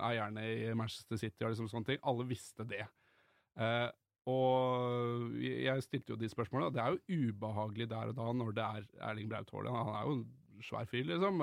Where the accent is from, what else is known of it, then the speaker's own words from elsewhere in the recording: Drammen, Buskerud, Norway; jeg er fra Drammen